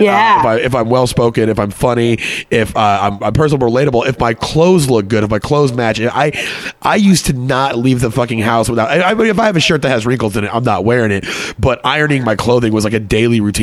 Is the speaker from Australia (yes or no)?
no; Texas, United States; moved away as an adult; also born or lived in Connecticut; I grew up in Texas